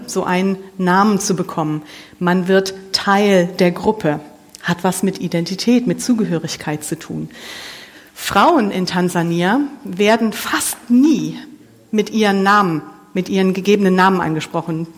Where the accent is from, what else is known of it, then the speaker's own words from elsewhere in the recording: Mönchengladbach, North Rhine-Westphalia, Germany; moved away as an adult; now in Siegerland, Germany; ich komme hier aus Mönchengladbach, ich bin hier groß geworden